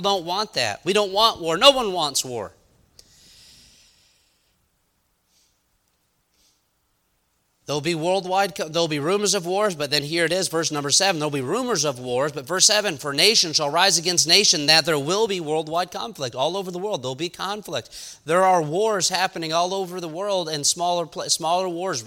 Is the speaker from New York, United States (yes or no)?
yes; New York, United States; I'm from New York